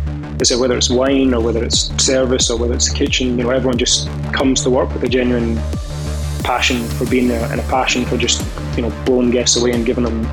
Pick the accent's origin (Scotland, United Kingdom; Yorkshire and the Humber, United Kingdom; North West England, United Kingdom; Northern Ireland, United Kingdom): Scotland, United Kingdom; Edinburgh; born there; So I was born in Edinburgh. Family all lives in Falkirk now, which is like a little town. It's kind of like in between Edinburgh and Glasgow, like just in the middle.